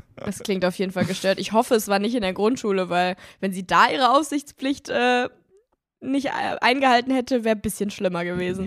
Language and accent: German; Germany; Bei uns in Deutschland